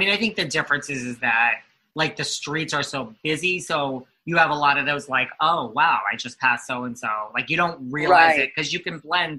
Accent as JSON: {"language": "English", "region": "New York", "country": "United States", "said": "I'm from New York"}